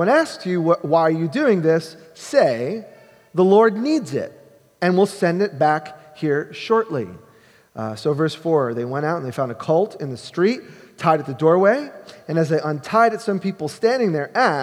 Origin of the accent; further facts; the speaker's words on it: East Coast, New York, United States; moved away; I grew up on the East Coast